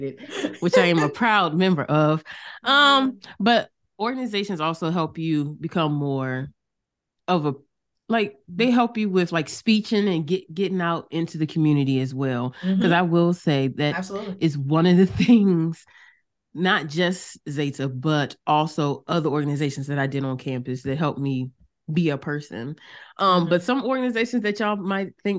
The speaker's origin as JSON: {"language": "English", "town": "Norfolk", "region": "Virginia", "country": "United States", "said": "I'm from Norfolk, Virginia. So like I went to Norfolk State games all the time, homecomings all the time, because that's the school my family went"}